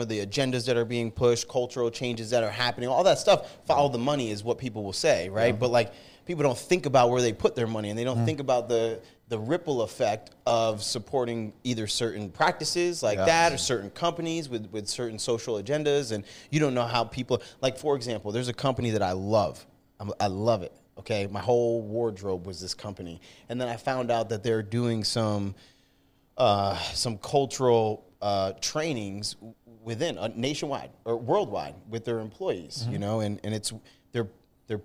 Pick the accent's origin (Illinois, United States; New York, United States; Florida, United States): New York, United States; upstate; I'm originally from New York, upstate New York